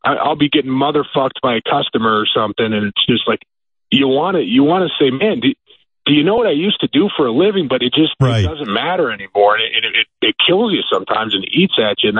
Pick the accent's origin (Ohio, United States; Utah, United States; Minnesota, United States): Ohio, United States; I live in my hometown, so I probably get a little bit more of that than I would if I was still living in my NFL city, or I played at a big school here in Ohio